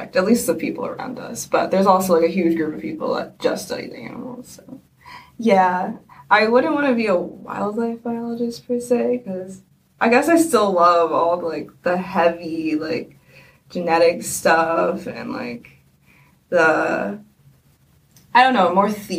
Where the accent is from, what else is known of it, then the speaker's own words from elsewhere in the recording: New Jersey, United States; I'm from Jersey